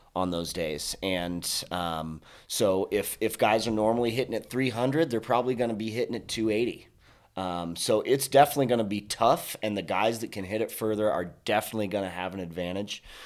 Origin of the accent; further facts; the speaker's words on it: Colorado, United States; I'm from Colorado, born and raised native